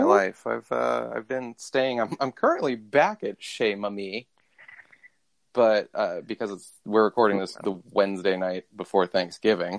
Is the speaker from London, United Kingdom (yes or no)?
yes; London, United Kingdom; I come from London town.